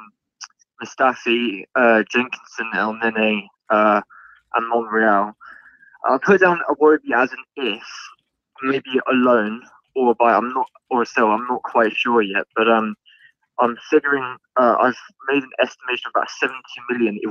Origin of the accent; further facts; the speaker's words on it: Surrey, South East England, United Kingdom; I'm 20 years old and I'm from Surrey.